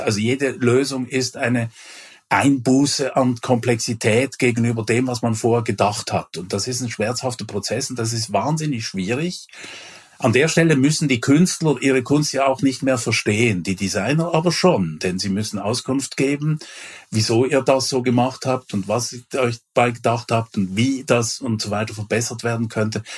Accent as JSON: {"language": "German", "country": "Switzerland", "also_born_or_lived": "Germany", "moved": "yes", "said": "ich war in einem früheren Leben ja auch Schweizer, äh, ich bin es noch, aber ich bin auch Deutscher"}